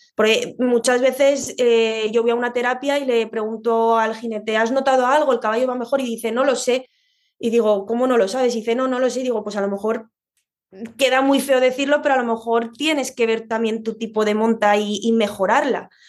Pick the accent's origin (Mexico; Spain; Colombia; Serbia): Spain; Madrid, Community of Madrid; yo soy de Madrid